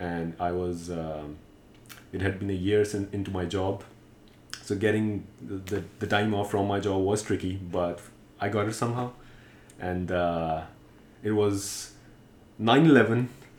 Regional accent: Pakistan; moved away as an adult; now in Washington, D.C., United States; So I was born and raised in Pakistan. I lived there till I was 31, and I came here for grad school in 2014, so about 3 years.

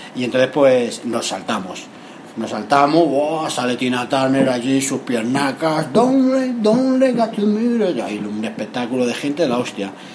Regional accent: Madrid, Community of Madrid, Spain; yo soy de Madrid

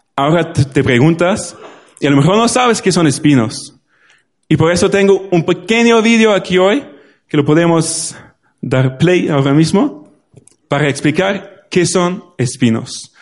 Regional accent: Germany; Spanish is a second language; now in Spain; En Alemania ahora mismo, en mi pueblo

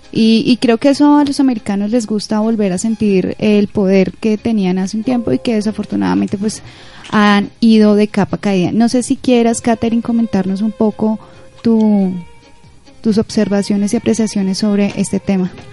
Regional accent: Colombia; a nosotros, como los colombianos

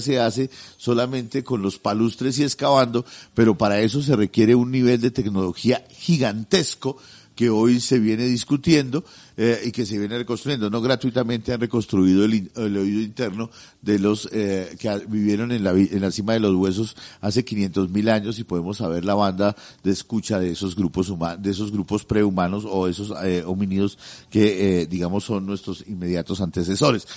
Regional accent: Colombia; pedazo de tierra en el que estamos nosotros metidos como colombianos

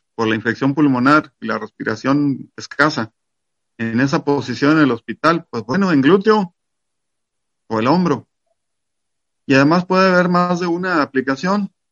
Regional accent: Mexico; yo soy mexicano

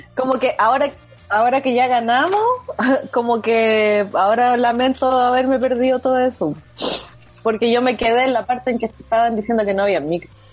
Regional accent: Chile; somos chilenos

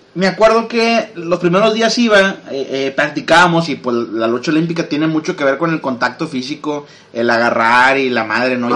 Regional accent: Monterrey, Nuevo León, Mexico; todos somos de Monterrey

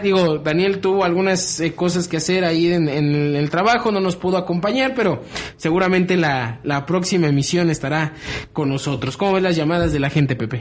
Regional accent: Mexico; somos mexicanos

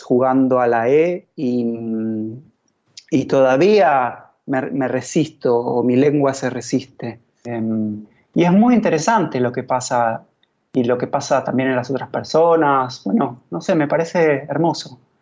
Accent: Argentina

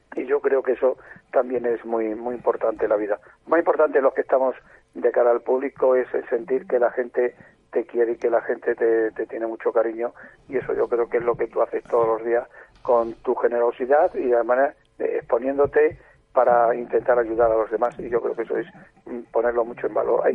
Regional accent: Trujillo, Extremadura, Spain; yo soy Trujillo, de Cáceres

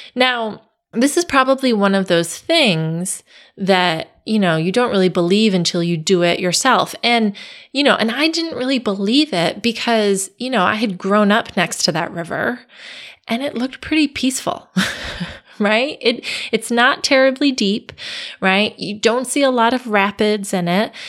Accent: Connecticut, United States; I grew up in Connecticut

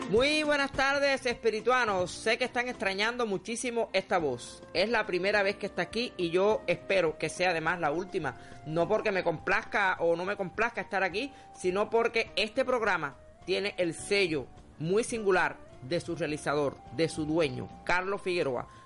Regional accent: Cuba; la manera en que somos los cubanos

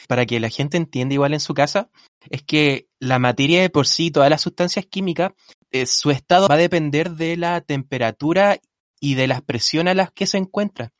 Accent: Rancagua, O'Higgins, Chile; moved away; soy de Rancagua yo

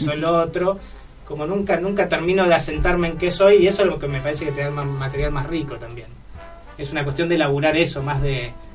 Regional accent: San Isidro, Buenos Aires Province, Argentina; vengo de, vengo de San Isidro, de Cheto

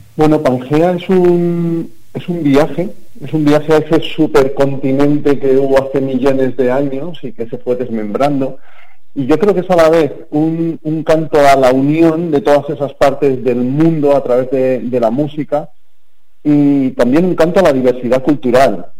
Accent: Campo de Criptana, Castilla-La Mancha, Spain; Yo soy de Campo de Criptana.

